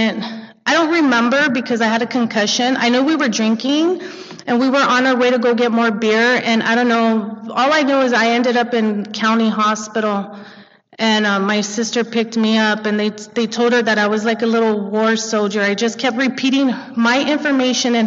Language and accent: English; Montebello, California, United States; I grew up in Montebello